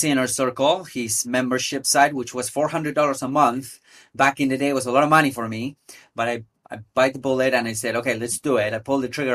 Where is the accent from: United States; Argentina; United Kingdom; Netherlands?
Argentina; Buenos Aires; I'm originally from Buenos Aires, from Argentina in South America